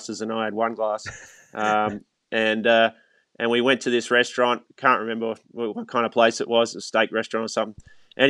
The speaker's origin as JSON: {"language": "English", "country": "Australia", "tie": "born or raised there", "said": "the club I grew up at in Australia"}